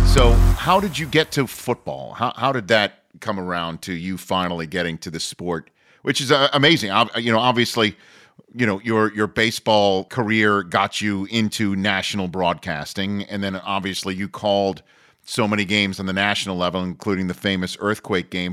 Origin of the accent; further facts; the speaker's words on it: New York, United States; Jewish kid growing up in New York